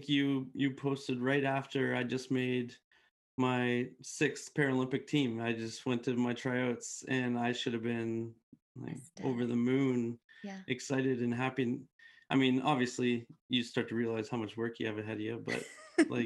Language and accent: English; Canada